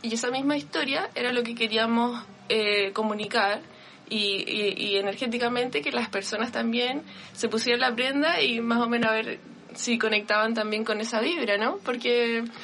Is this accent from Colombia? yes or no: no; Vallenar, Atacama, Chile; moved away; yo nací en Vallenar y en Vallenar es una ciudad muy pequeña donde cuando había un evento uno iba a la tienda